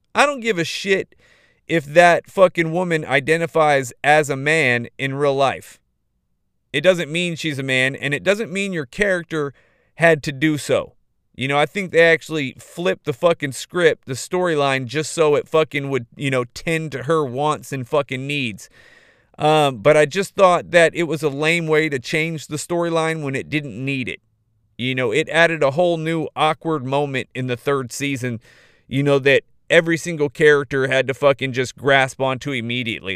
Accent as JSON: {"language": "English", "town": "Modesto", "region": "California", "country": "United States", "tie": "born or raised there", "said": "my hometown, dude. Modesto, California"}